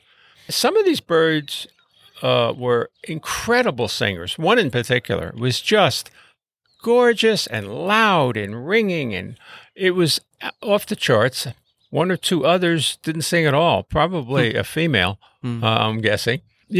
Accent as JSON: {"language": "English", "town": "Brooklyn", "region": "New York", "country": "United States", "tie": "born or raised there", "said": "I grew up in Brooklyn, New York, in a working-class neighborhood in a small apartment"}